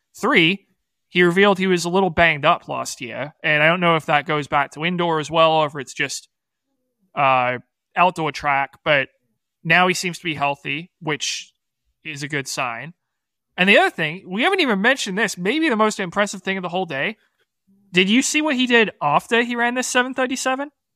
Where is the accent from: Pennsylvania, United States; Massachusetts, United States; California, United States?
Massachusetts, United States; Boston; the Boston Globe, my hometown paper